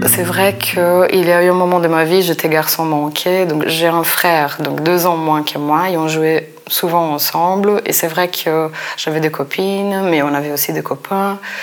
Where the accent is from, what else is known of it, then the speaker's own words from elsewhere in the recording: Brazil; moved away; mon enfance au Brésil. Peut-être si j'étais si restée au Brésil